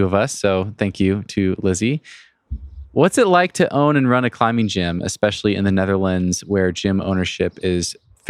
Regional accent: Northwest, United States; growing up in the Northwest

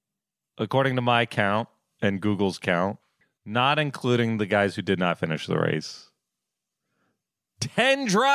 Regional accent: Florida, United States; Look, I'm from Florida

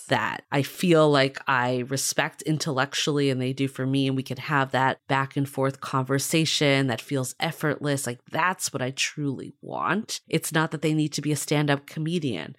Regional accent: Boston, Massachusetts, United States; I grew up in Boston

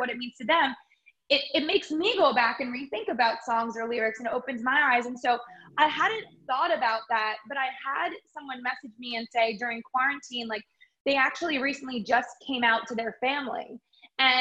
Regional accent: Long Island, New York, United States; also born or lived in Nashville; where I grew up on Long Island

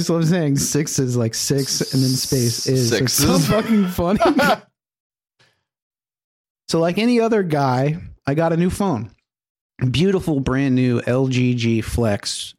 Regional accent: Reading, Pennsylvania, United States; Sorry. And I'm from Reading, Pennsylvania.

